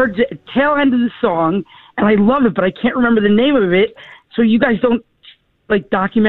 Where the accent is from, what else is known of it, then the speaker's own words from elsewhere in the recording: Morris Plains, New Jersey, United States; I'm from Morris Plains, New Jersey.